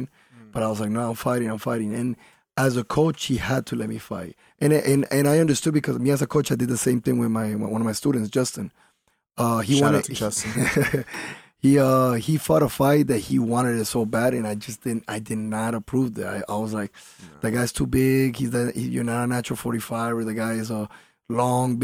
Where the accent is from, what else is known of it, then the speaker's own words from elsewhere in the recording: Colombia; now in Miami, United States; I was raised in Colombia. I wasn't born there.